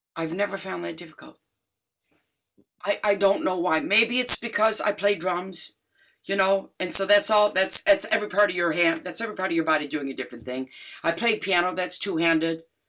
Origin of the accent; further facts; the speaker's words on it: Detroit, Michigan, United States; hugely influenced by my hometown, Jamerson, Motown